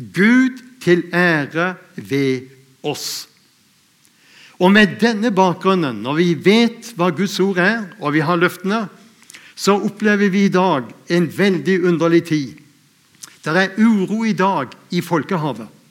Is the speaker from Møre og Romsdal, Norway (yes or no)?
no; Lindesnes, Agder, Norway; jeg er født ute på Lindesnes